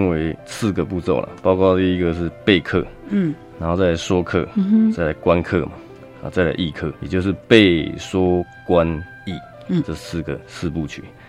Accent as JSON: {"language": "Chinese", "area": "Kinmen", "region": "Fujian Province", "country": "Taiwan", "moved": "yes", "said": "是我本身是金门人，"}